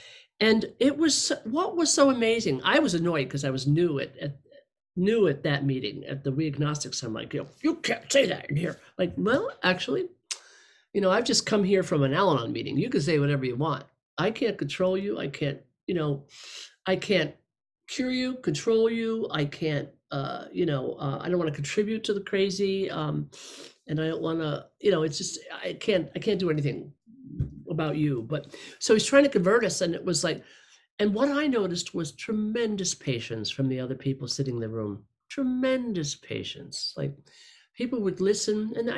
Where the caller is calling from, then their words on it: Los Angeles, California, United States; I'm a regular house and garden variety alcoholic, zooming in from Los Angeles.